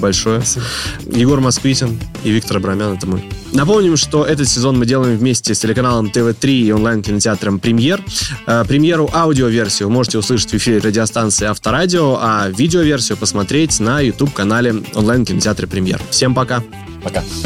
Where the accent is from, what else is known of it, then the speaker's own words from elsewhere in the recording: Stary Oskol, Belgorod Oblast, Russia; в Старом Осколе, откуда я родом